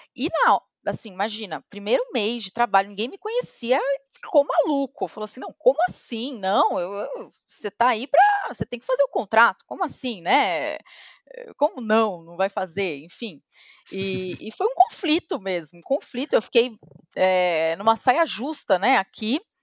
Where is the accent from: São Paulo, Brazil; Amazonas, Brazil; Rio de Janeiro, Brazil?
São Paulo, Brazil; Santos; moved away as an adult; Eu sou de Santos. E eu estudei numa escola relativamente simples lá em Santos